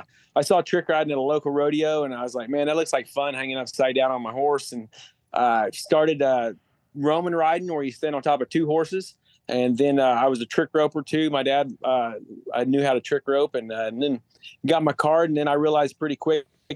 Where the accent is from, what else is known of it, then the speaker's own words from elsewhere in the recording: Oklahoma, United States; we're all away from Oklahoma